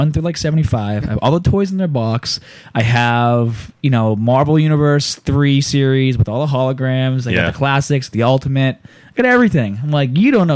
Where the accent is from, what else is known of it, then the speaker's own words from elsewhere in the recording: United States; I'm from America